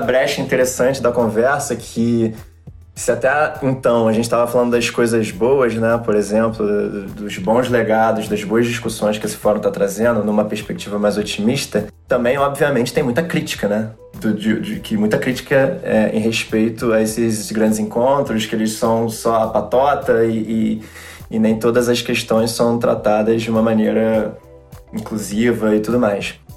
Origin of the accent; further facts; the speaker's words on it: Brazil; nós que somos brasileiros